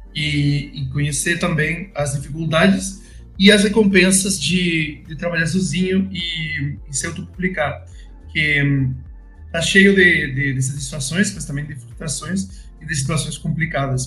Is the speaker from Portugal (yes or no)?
no; Spain; Portuguese is a second language; moved away; also born or lived in Madrid; sou espanhol